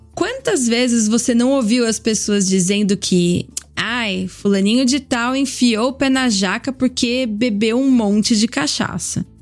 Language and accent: Portuguese; Brazil; moved away; also born or lived in Europe; Sou brasileira